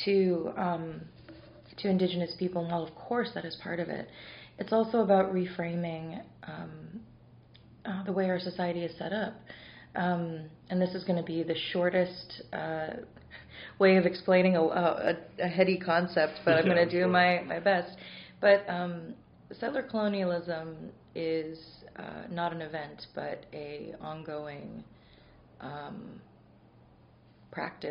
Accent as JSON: {"language": "English", "town": "Pittsburgh", "region": "Pennsylvania", "country": "United States", "tie": "born or raised there", "said": "growing up in Pittsburgh"}